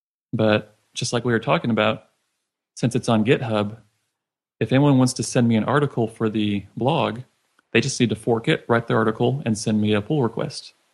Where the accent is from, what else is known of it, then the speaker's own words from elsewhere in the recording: Richardson, Texas, United States; I'm from Richardson, Texas, and just north of Dallas area.